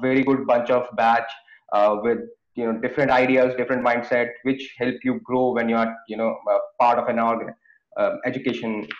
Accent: India; moved away as an adult; I born and brought up in India

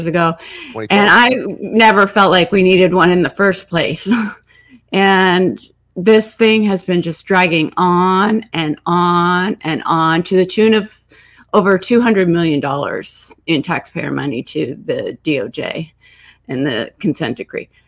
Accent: Seattle, Washington, United States; I come from Seattle, and so I know how Seattle works.

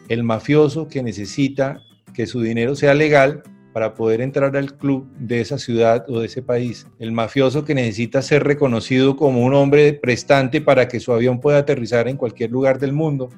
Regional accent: Colombia; aquí lo que tuvimos en Colombia

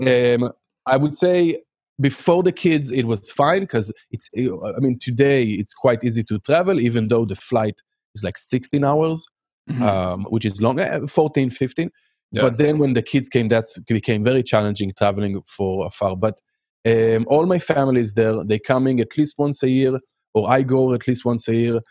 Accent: Haifa, Haifa District, Israel; English is a second language; moved away as an adult; now in United States; I grew up in Haifa

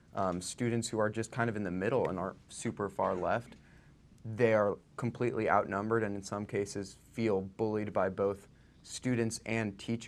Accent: San Francisco, California, United States; I'm from San Francisco and I go to a really small, very small, very liberal school.

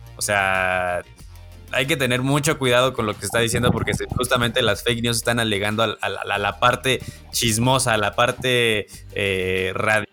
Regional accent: Celaya, Guanajuato, Mexico; Yo soy de Celaya, Celaya, Guanajuato

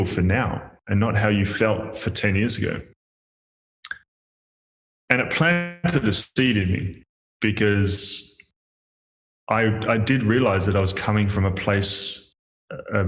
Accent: Melbourne, Victoria, Australia; moved away as an adult; also born or lived in Perth; I'd left Melbourne where I grew up.

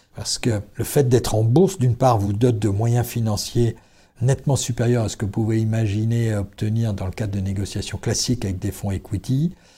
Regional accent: Brittany, France; Nous sommes bretons

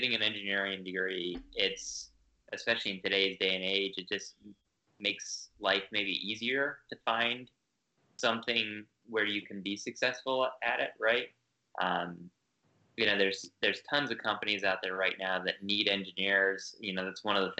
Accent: Northern Virginia, United States; I grew up in Northern Virginia

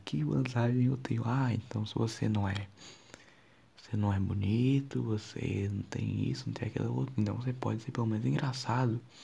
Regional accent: Ceará, Brazil; accent: cearense; Eu sou do Ceará e tipo assim, 50% das coisas que eu falo é cearense

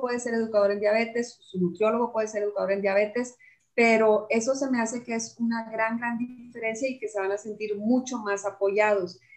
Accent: Chihuahua, Mexico; de mi tierra, de Chihuahua

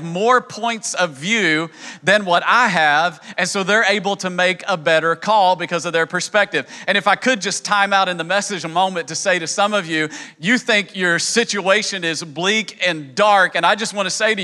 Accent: East Tennessee, United States; accent: hillbilly; moved away; also born or lived in New York City; I grew up in East Tennessee and spoke hillbilly.

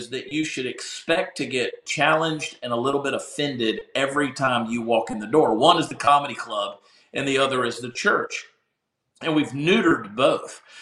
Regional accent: the South, United States; And I grew up in the South.

